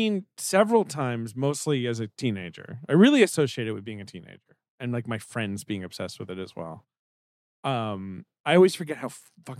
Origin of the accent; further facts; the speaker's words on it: United Kingdom; moved away; I grew up in the United Kingdom.